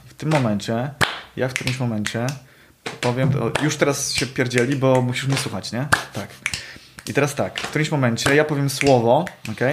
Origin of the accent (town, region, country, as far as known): Poznań area, Greater Poland, Poland; accent: Poznań melody